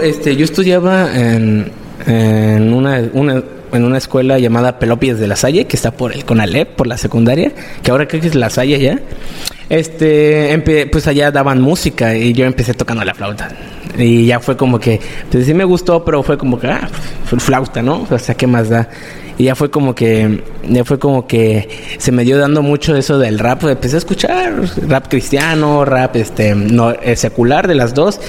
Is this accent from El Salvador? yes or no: no; Playa del Carmen, Quintana Roo, Mexico; also born or lived in Cancún; nací en Cancún, pero prácticamente solo nací allá y me, trajeron para acá en playa. O sea, solo... Pues tengo mis 18 años acá en playa